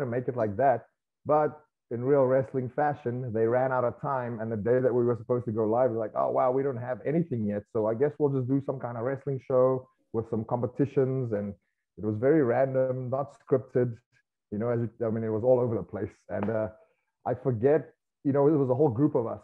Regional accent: South Africa; moved away as an adult; now in United States; growing up in South Africa

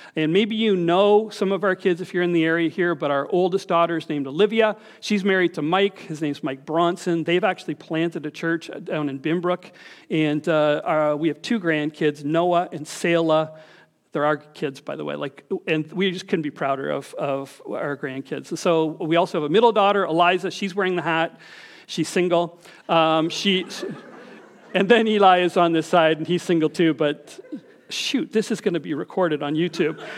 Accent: Scarborough, Ontario, Canada; I was from Scarborough

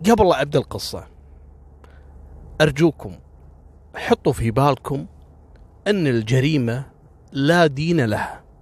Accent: Kuwait; واكبر دليل على ان اول قصص كانت اشهر واغرب الحوادث اللي حصلت عندنا في الكويت.

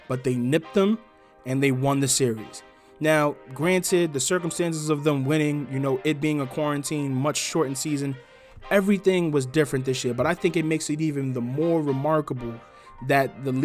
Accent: New York City, New York, United States; Bronx born and bred.

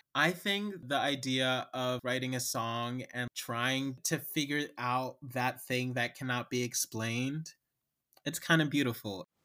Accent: Cincinnati, Ohio, United States; now in Chicago, United States; I am a playwright and lyricist from Cincinnati, Ohio, and I'm based in Chicago now

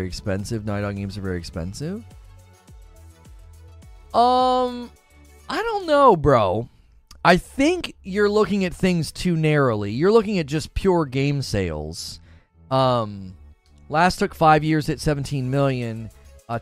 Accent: United States; I'm an American

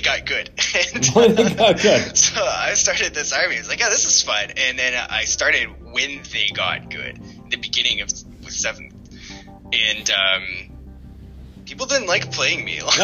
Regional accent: North Bay, Ontario, Canada; So I'm not really from Sudbury, right? I'm from North Bay

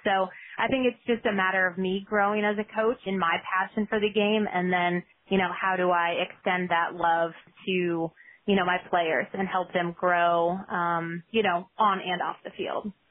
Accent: Omaha, Nebraska, United States; moved away as an adult; now in Baltimore, United States; I'm originally from Omaha, Nebraska

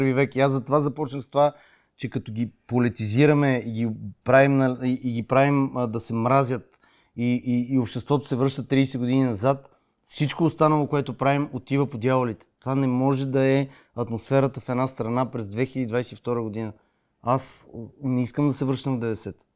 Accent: Sofia, Sofia City, Bulgaria; съм от София

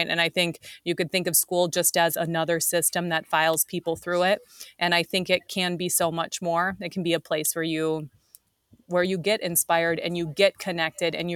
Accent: Wisconsin, United States; moved away as an adult; also born or lived in St. Louis / Chicago; now in Minneapolis, United States; I'm actually from Wisconsin

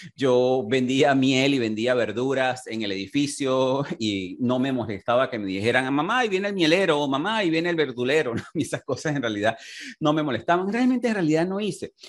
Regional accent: Venezuela; moved away as an adult; en mi país natal, en Venezuela. Me tocó emigrar y comenzar desde cero también.

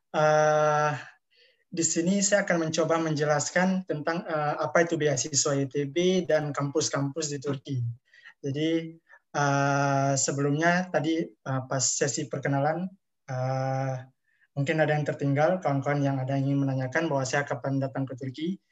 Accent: Aceh, Indonesia; moved away as an adult; now in Izmir, Turkey; Dan saya asal dari Aceh, di Indonesia, di Aceh.

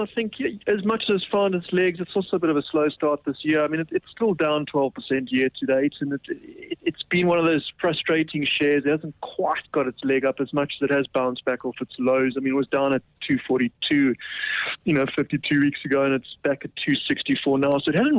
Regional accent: South Africa; So, you know, being a South African stockbroker, you can't avoid the currency at the moment.

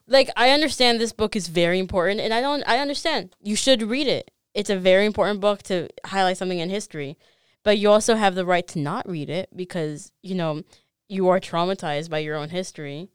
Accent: Chicago, Illinois, United States; I was born in Chicago

